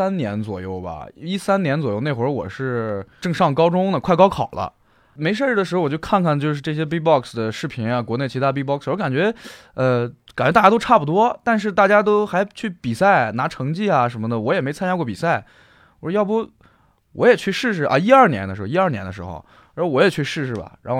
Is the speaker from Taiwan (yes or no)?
no; Shandong, China; 我是山东人。